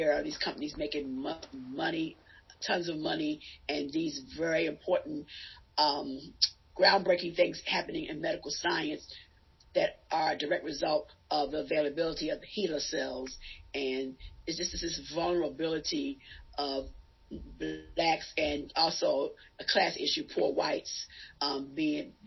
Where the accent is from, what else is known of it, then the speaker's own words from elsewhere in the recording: Baltimore, Maryland, United States; now in Indiana, United States; I grew up in Baltimore, Maryland, and growing up in the East Baltimore